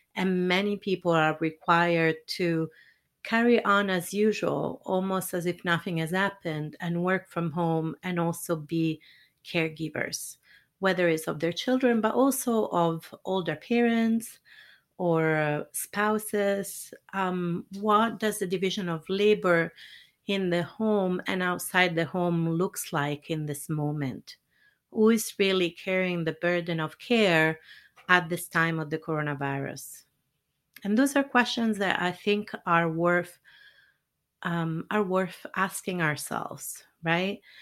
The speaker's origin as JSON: {"language": "English", "country": "Italy", "moved": "yes", "said": "I'm originally from Italy"}